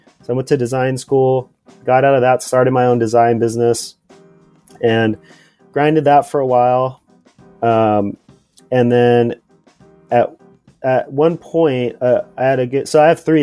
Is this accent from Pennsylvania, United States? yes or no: no; Port Hueneme, California, United States; I grew up in California in a small town called Port Hueneme, which is, it's an hour north